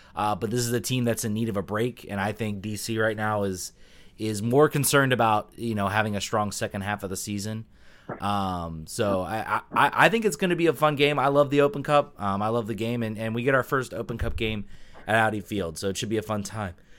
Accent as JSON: {"language": "English", "town": "Richmond", "region": "Virginia", "country": "United States", "said": "I'm from Richmond"}